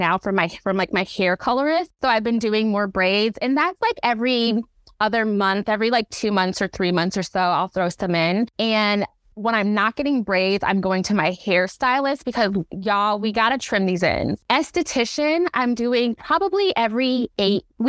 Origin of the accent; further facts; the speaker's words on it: Chicago, Illinois, United States; moved away as an adult; now in Seattle, United States; I am from Chicago. Always got to rep that. I live in Seattle